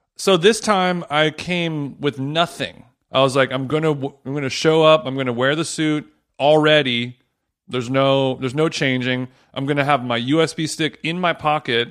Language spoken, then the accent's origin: English; United States; I'm American